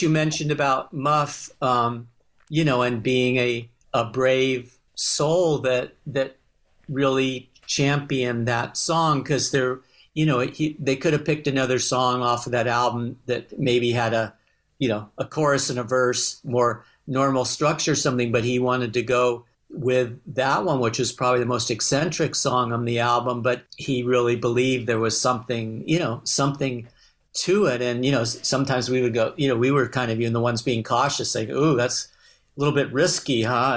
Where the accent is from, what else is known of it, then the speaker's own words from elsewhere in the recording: Los Angeles, California, United States; accent: twang; heard my twang and, uh, oh, where are you from? And I and said Los Angeles.